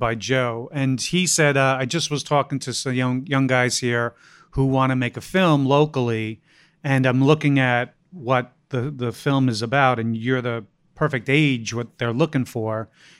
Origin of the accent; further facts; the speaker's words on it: Ireland; I'm Irish. We love dark, morbid humor like that.